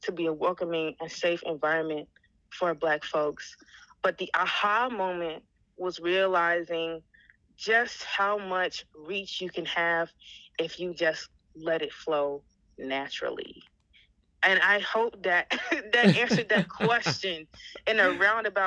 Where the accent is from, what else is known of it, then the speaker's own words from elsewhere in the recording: Alabama, United States; born and raised in Alabama, you know, as a dark-skinned black queer woman